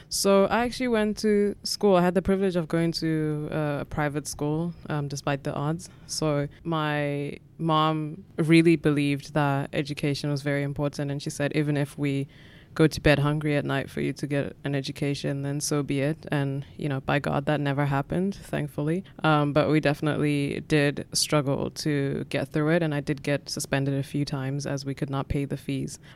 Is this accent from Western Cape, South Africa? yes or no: no; Katlehong, Gauteng, South Africa; I grew up in South Africa in Gatlehong, which is a township in the East Rand, or sort of eastern, southeastern part of Johannesburg